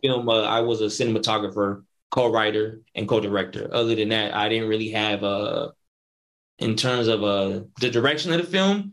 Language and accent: English; Northern California, United States; I'm from Northern Cali